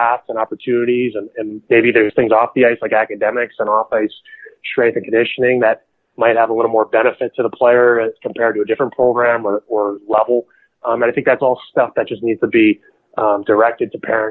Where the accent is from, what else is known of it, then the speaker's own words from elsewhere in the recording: New Jersey, United States; I'm from New Jersey